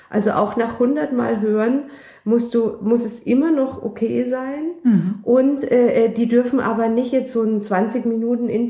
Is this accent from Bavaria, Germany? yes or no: yes; Bavaria, Germany; now in Berlin, Germany; Also ich komme ja ursprünglich aus Bayern und ähm, da gibt's die Berge und ähm, ich bin, ich, ich stehe auf Berge.